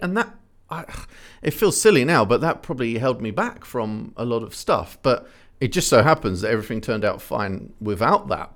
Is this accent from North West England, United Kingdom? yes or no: no; Ipswich, East of England, United Kingdom; born or raised there